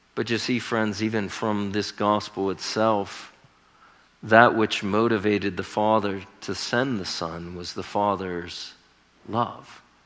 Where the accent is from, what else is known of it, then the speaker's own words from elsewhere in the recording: Northeastern Ohio, United States; moved away as an adult; also born or lived in California; I'm from Northeastern Ohio